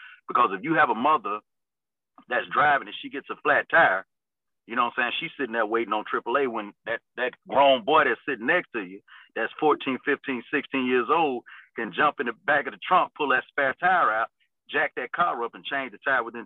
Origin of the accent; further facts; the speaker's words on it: Mississippi, United States; moved away; I'm from Mississippi originally